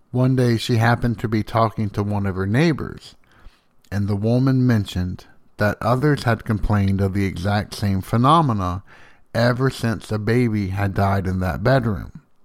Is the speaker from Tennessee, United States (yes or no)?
yes; Slayden, Tennessee, United States; I grew up in Slayton, which is roughly a hundred and thirteen people big. The next town up, about ten minutes up the road, is Van Leer